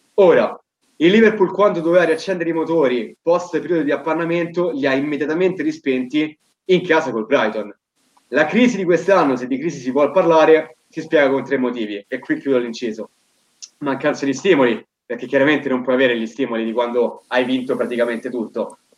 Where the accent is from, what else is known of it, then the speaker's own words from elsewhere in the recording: Rome, Lazio, Italy; dalle mie parti prettamente capitoline